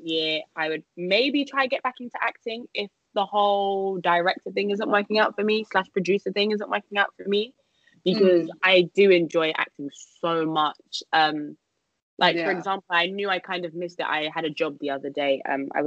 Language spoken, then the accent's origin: English; London, United Kingdom; come back to London, see if I can get a job here, because obviously this is my hometown